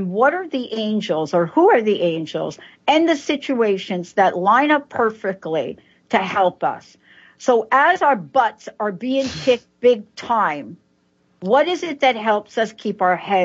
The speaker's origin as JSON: {"language": "English", "region": "New York", "country": "United States", "said": "I'm from New York"}